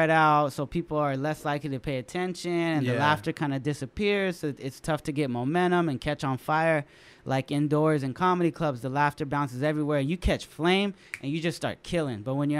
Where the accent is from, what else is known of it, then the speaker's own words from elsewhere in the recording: San Jose, California, United States; San Jose High, ratchet.